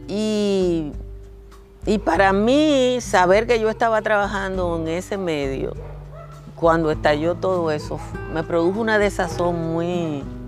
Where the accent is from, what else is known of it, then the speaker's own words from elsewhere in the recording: Nizao, Peravia, Dominican Republic; moved away; Yo nací en Nisao, Nisao es un pobladito pequeñito, virtualmente a la orilla del mar